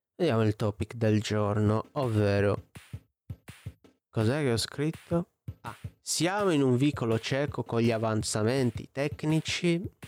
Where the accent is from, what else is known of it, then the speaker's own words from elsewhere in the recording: Olbia, Sardinia, Italy; io sono di Olbia, Sardegna